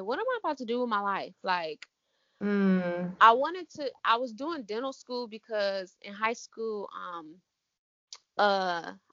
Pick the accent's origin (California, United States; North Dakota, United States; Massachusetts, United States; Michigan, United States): Michigan, United States; Ann Arbor; I'm from Ann Arbor, Michigan, so we have Aveda right downtown Ann Arbor